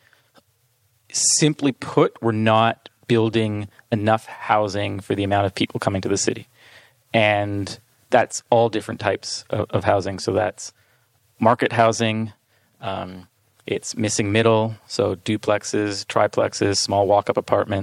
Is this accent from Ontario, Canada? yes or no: yes; Toronto, Ontario, Canada; I'm an architect born and raised in Toronto, Ontario